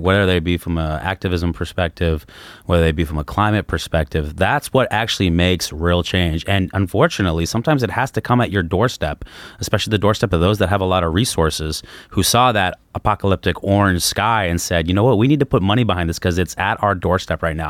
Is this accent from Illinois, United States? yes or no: no; Los Angeles, California, United States; moved away; also born or lived in Arizona; I grew up in Los Angeles